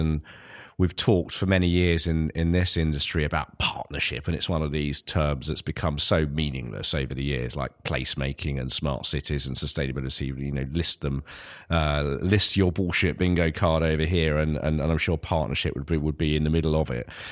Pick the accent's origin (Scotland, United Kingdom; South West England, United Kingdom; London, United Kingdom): London, United Kingdom; Ilford; growing up in Ilford